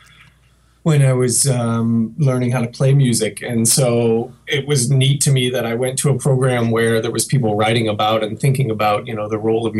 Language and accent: English; Fredericton, New Brunswick, Canada; also born or lived in Montreal; now in Madison, United States; Originally, I grew up in Fredericton, New Brunswick, on the east coast of Canada.